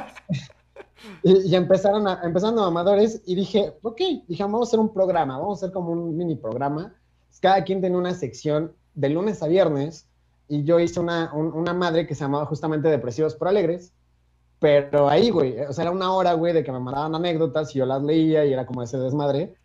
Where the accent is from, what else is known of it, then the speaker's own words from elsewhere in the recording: Cuernavaca, Morelos, Mexico; moved away as an adult; now in Mexico City, Mexico; soy de Cuernavaca, Morelos, vivo en Ciudad de México desde hace siete años